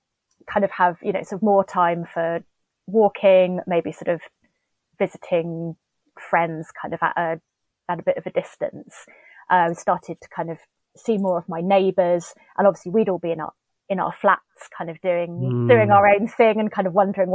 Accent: Steyning, South East England, United Kingdom; moved away as an adult; now in London, United Kingdom; Yeah, so I was born and brought up in West Sussex, about sort of 20 miles northwest of Brighton. Mm-hmm. So grew up near the River Ader, actually, just sort of on the outskirts of a village called Stenning. Moved to London to go to university when I was 19.

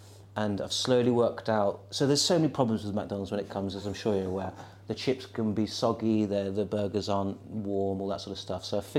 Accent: Felixstowe, East of England, United Kingdom; I grew up in a small town called Felixstowe in Suffolk.

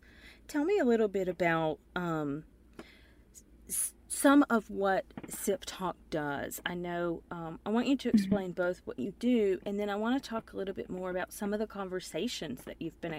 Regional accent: Appalachia, United States; now in Mississippi, United States; I grew up in Appalachia, and when I moved to Mississippi, that's when I started, playing the banjo

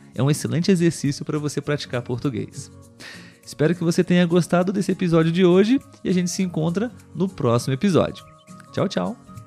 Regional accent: Brazil; Eu sou brasileiro

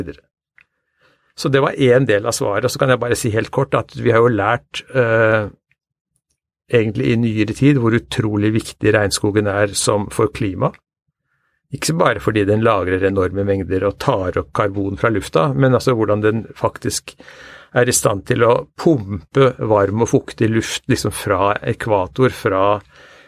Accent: Norway; vi lever jo eh, som nordmenn eh, ganske tett på naturen

